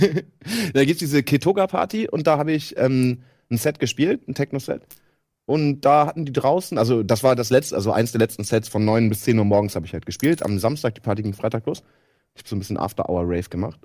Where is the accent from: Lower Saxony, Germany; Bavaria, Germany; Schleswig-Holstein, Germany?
Lower Saxony, Germany; East Frisia; ich bin halt aus Friese